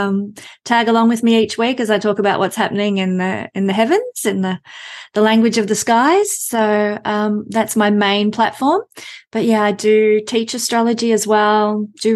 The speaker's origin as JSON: {"language": "English", "country": "Australia", "accent": "Australian", "said": "because of my accent, you can tell I'm from Australia"}